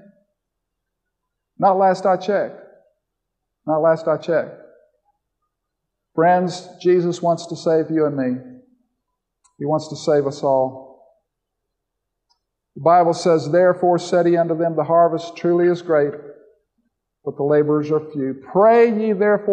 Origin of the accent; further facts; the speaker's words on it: Florida, United States; I grew up in Florida as a little boy